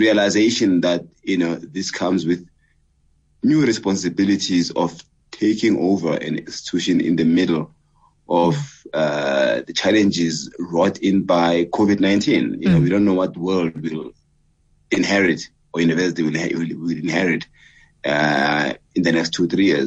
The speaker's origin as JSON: {"language": "English", "town": "Katlehong", "region": "Gauteng", "country": "South Africa", "tie": "born or raised there", "said": "growing up in Katlehong in the 1970s, I was born in, on the 3rd of April, 69, growing up in Katlehong, having done all my schooling in Katlehong"}